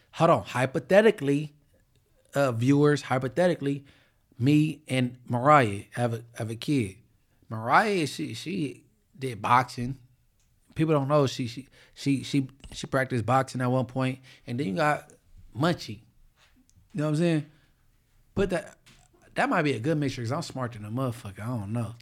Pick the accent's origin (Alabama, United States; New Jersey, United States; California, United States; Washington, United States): California, United States; Inglewood; Inglewood, nigga, I'm from